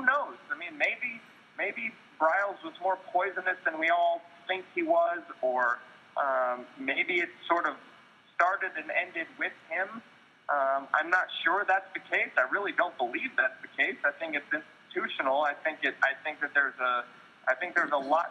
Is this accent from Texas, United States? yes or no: yes; Texas, United States; I'm from Texas. I went to Texas Tech. I've been around the Big 12 for a lot of my life